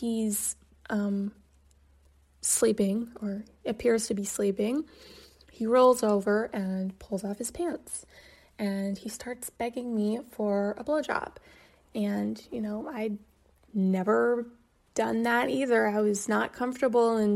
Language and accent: English; Kansas, United States; moved away as an adult; also born or lived in New York; I was from Kansas